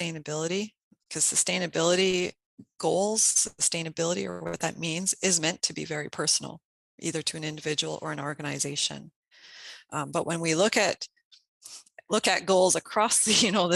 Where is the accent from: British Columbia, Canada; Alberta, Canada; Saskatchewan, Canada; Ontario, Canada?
Saskatchewan, Canada; moved away as an adult; now in Minnesota, United States; I was born and raised in Saskatchewan, Canada